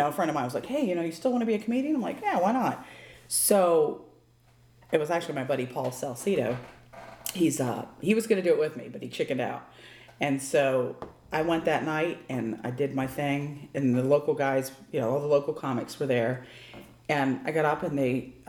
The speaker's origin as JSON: {"language": "English", "region": "Maine", "country": "United States", "moved": "yes", "said": "I'm from Maine, so, you know, that's where they make white people."}